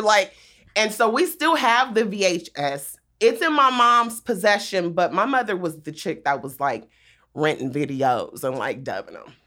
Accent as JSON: {"language": "English", "town": "Compton", "region": "California", "country": "United States", "tie": "born or raised there", "also_born_or_lived": "Inglewood, California", "said": "I grew up in Compton"}